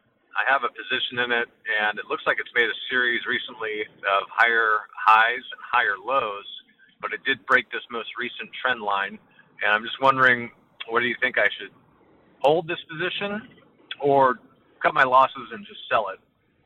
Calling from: Sacramento, California, United States; I'm calling from Sacramento, California.

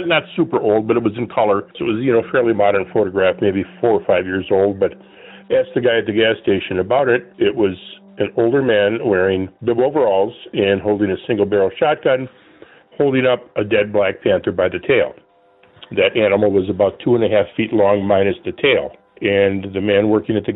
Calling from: Minnesota, United States; I'm calling from Minnesota

